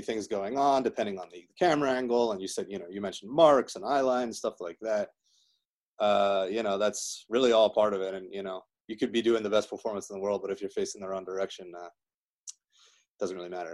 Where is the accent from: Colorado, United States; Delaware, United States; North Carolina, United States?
Delaware, United States; moved away as an adult; also born or lived in Miami, Florida; where i grew up in delaware